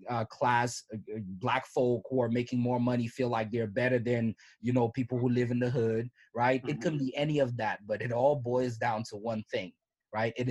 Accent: Cameroon; you can have pride in you know me being a Cameroonian person

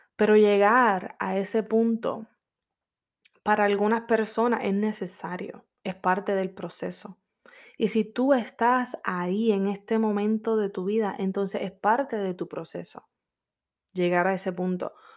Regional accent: Puerto Rico; moved away as an adult; now in Orlando, United States; Yo soy caribeña, soy de PR

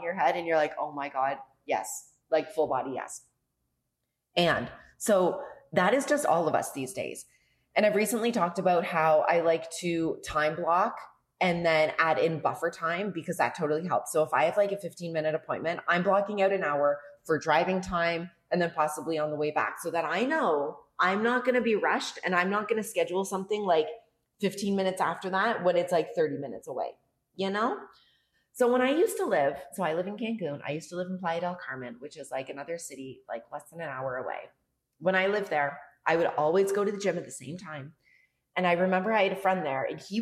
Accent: Canada; moved away as an adult; now in Mexico; Being Canadian

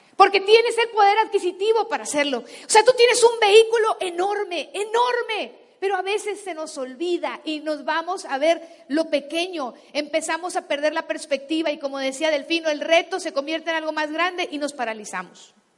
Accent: Guasave, Sinaloa, Mexico; moved away; yo crecí en Sinaloa descalza y en Guasave, greñuda

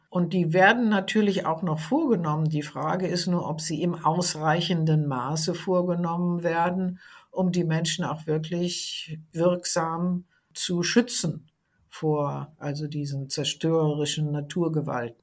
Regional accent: Germany; bei uns in Deutschland

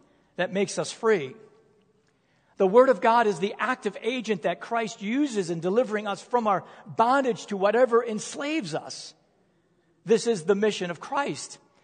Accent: United States; I am an American

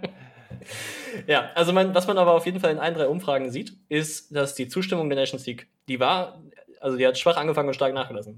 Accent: Germany; bei uns in Deutschland

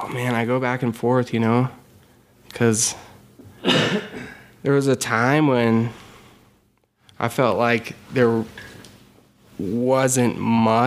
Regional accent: Nederland, Colorado, United States; growing up in Ned

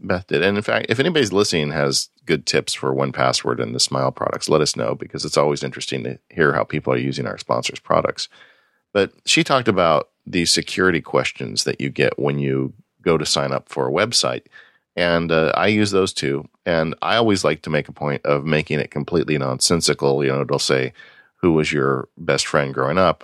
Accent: California, United States; growing up in California, it was really hard for me when I was a kid

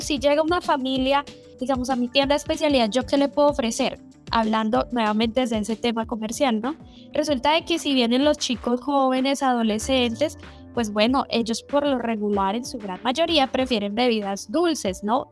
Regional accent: Colombia; yo que soy colombiano

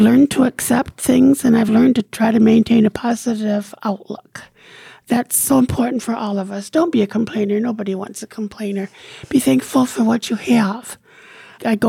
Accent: Jamestown, United States; I was born in Jamestown and lived here all my life

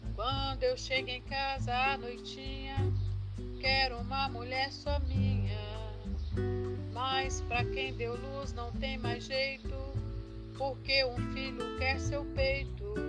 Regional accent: Alfredo Chaves, Espírito Santo, Brazil; moved away as an adult; now in Guarapari, Brazil; Sou natural de Alfredo Chaves, num lugar chamado Caco de Pote

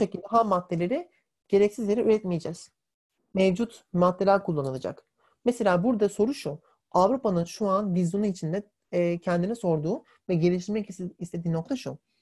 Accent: Turkey; Biz de hepimiz Türk'üz.

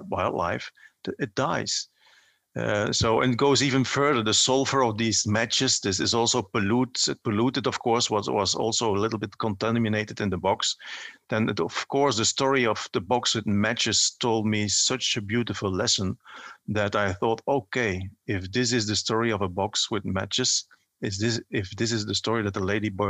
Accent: Belgium; I grew up in a coal mining region.

